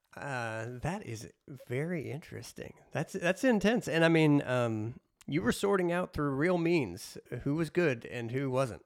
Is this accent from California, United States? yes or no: no; Southern Illinois, United States; I'm from Southern Illinois